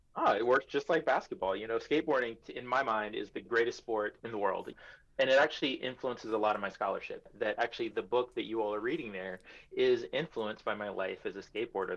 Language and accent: English; New York City, New York, United States; also born or lived in Iowa; I am a New Yorker through and through